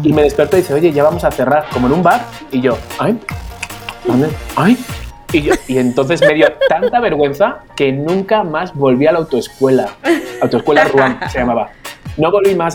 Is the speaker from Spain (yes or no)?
yes; Spain; now in Mexico; vengo de España